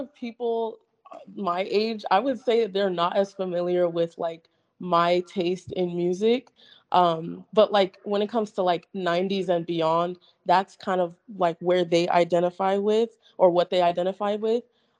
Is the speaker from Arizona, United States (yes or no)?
yes; Arizona, United States; So Arizona specifically, not at all. It was really dry and boring, like growing up.